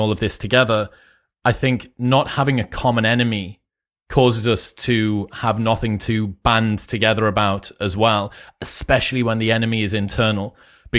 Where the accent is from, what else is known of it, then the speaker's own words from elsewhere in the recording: United Kingdom; I'm a Brit, you know, I was 12, I think, when 9/11 happened